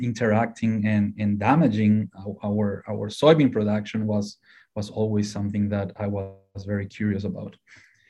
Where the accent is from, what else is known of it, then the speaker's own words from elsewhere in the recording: Paraguay; moved away as an adult; now in Ohio, United States; So originally I'm from Paraguay in South America